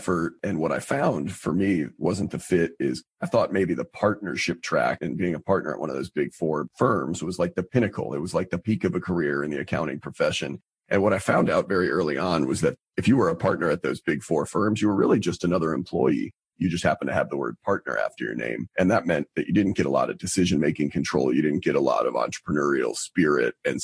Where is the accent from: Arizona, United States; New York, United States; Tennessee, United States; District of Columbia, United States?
New York, United States; Albany; moved away as an adult; also born or lived in Boston, Massachusetts; now in Charlotte, United States; I'm originally from Albany, New York